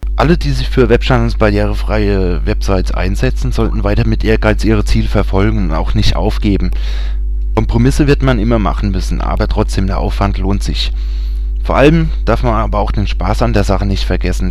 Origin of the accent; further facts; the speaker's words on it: Germany; bei uns in Deutschland